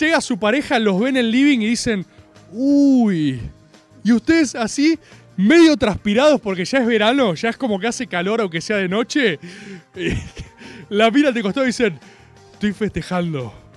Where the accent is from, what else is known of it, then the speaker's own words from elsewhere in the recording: Argentina; como argentino